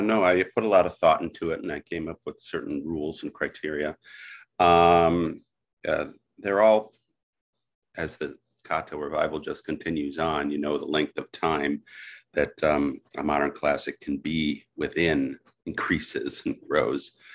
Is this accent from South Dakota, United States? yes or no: no; southeastern Wisconsin, United States; also born or lived in Milwaukee, Wisconsin; I was born in Milwaukee and, uh, raised in southeastern Wisconsin.